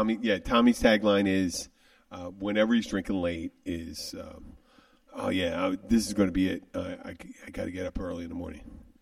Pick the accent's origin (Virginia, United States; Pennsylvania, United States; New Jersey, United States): Pennsylvania, United States; Philadelphia; I'm someone from Philly.